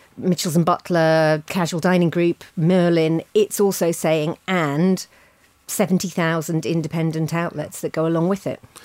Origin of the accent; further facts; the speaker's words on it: Ealing, London, United Kingdom; my hometown of, of Ealing